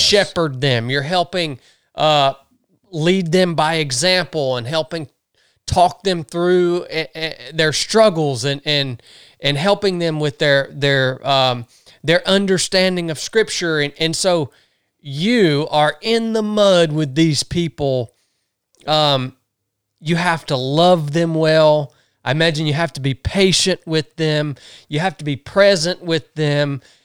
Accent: the South, United States; growing up in the South

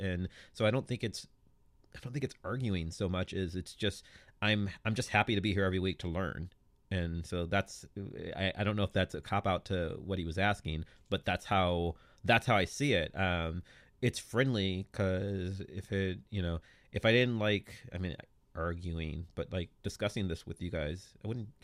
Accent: United States; being an American

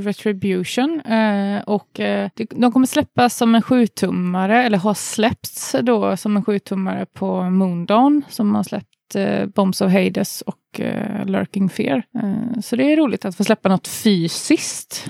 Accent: Uddevalla, Västra Götaland, Sweden; jag och Jonny är från Uddevalla

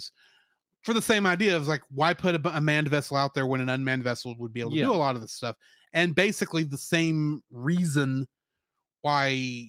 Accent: Texas, United States; as a Texan

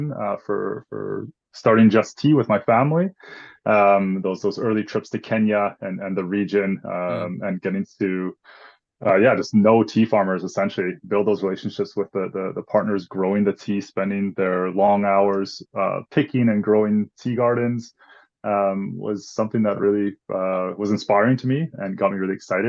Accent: Vancouver, British Columbia, Canada; I grew up right here in East Vancouver, actually, born and raised.

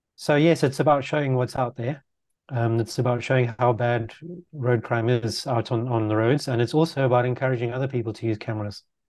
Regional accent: Zimbabwe; also born or lived in Netherlands; now in London, United Kingdom; growing up in Zimbabwe

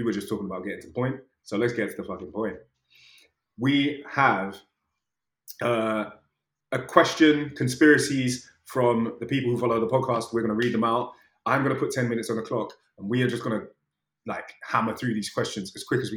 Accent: United Kingdom

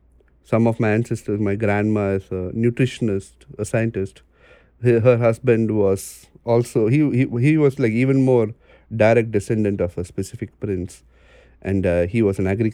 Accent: Chennai, Tamil Nadu, India; born there; Yeah, so I was born in Chennai. You know, Chennai is a small southern city. I call it small. It's got a huge population. It's in the east coast, the southeast of India.

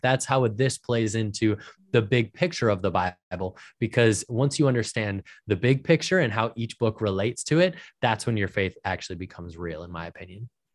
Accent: Minnesota, United States; I was born and raised in Minnesota.

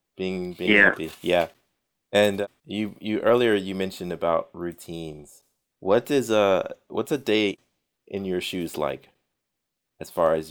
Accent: Texas, United States; moved away; I was born in Texas, and so whenever I get a chance to go back home

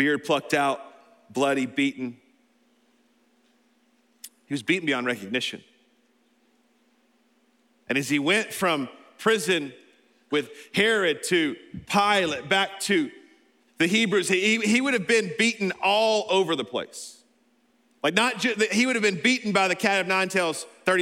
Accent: Alabama, United States; I'm from Alabama

